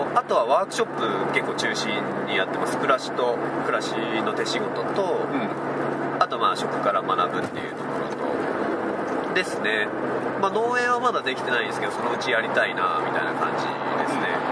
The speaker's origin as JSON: {"language": "Japanese", "region": "Chiba", "country": "Japan", "tie": "born or raised there", "moved": "as an adult", "lives_now": "Tsuwano, Japan", "said": "もともとずっと生まれてから千葉県、うん、30年間千葉県にいて"}